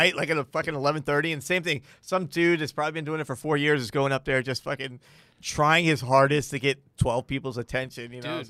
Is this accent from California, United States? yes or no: no; Fort Lauderdale, Florida, United States; moved away as an adult; now in Los Angeles, United States; I'm from Fort Lauderdale, man.